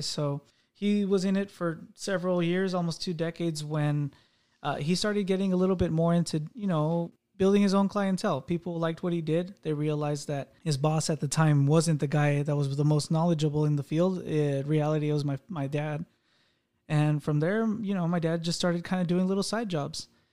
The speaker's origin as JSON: {"language": "English", "country": "United States", "tie": "born or raised there", "also_born_or_lived": "Mexico", "said": "I did get raised in the U S"}